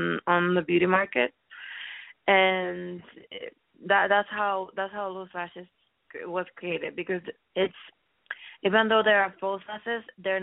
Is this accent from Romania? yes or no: no; Finland; also born or lived in Sweden / South America / Miami; now in New York, United States; I was born in Finland. That's in Northern Europe